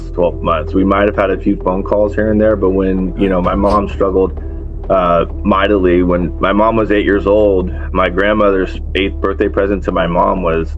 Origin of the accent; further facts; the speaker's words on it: San Diego, California, United States; also born or lived in Texas; I got back to San Diego when I turned 8, and I've been here ever since